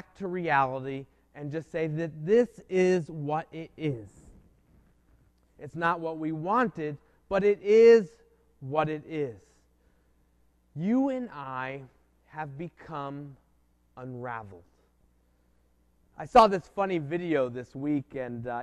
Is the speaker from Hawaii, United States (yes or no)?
no; New Jersey, United States; moved away as an adult; now in Pittsburgh, United States; I left my family, my home state of New Jersey, which I never lived outside of.